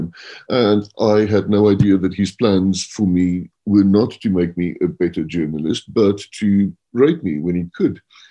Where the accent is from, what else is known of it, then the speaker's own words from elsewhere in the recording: Stellenbosch, Western Cape, South Africa; moved away as an adult; also born or lived in London; now in Johannesburg, South Africa; I grew up in Stellenbosch